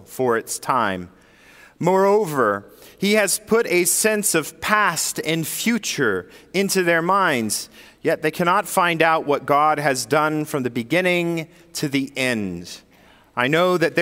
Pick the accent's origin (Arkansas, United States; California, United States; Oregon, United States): California, United States; Sacramento; moved away as an adult; my whole life I spent up until the age of 24 in Northern California, or 23. But from the ages of 9 to 20, I lived in Sacramento, California